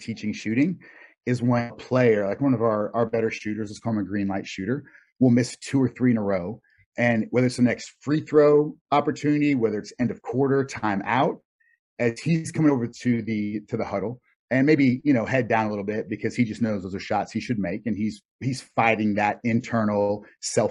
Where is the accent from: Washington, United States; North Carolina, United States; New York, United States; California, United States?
North Carolina, United States; I grew up in North Carolina